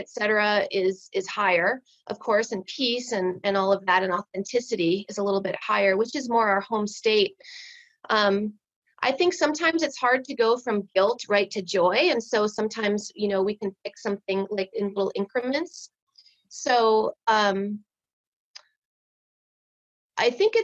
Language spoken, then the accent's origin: English; Midwest, United States; I was raised in the Midwest